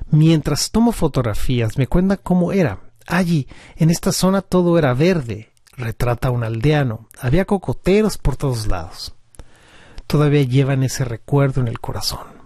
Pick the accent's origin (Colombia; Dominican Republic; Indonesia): Indonesia; Central Java; En Java, de donde soy originario, las zonas costeras están amenazadas por la deforestación